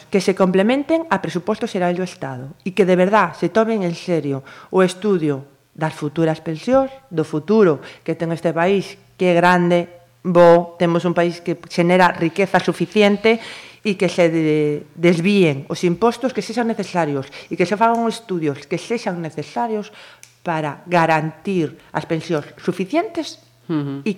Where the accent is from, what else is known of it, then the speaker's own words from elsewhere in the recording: Galicia, Spain; son tan galegos como os que somos